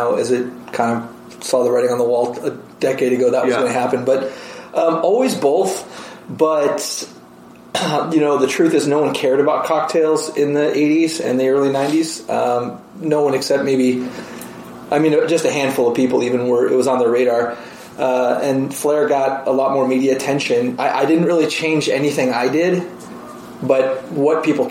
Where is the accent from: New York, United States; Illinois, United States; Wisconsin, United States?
New York, United States; Rochester; moved away as an adult; also born or lived in Oswego, New York / Syracuse, New York / Manhattan, New York / Washington, D.C.; now in Las Vegas, United States; Rochester, which is my hometown